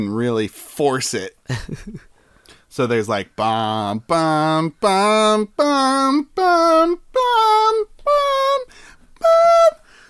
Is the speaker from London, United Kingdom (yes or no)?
no; Scotland, United Kingdom; So I feel like even though I'm Scottish and like a kilt sounds pretty good